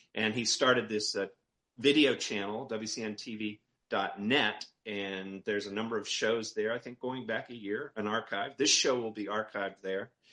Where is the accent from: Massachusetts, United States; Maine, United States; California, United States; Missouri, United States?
Maine, United States; I'm from Maine, okay? I'm up in Maine